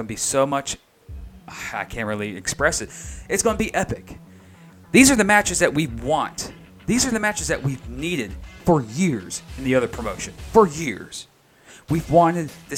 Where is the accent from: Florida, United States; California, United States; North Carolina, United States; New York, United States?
Florida, United States; Jacksonville; Jacksonville, Florida, my hometown. Duval, rep it